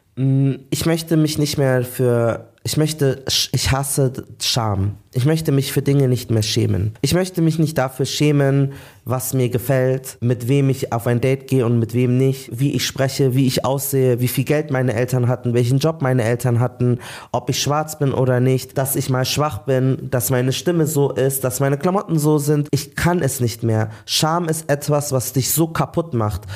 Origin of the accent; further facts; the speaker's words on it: Munich, Bavaria, Germany; Ich habe noch zu Hause gewohnt, in München auch, wir sind alle aus München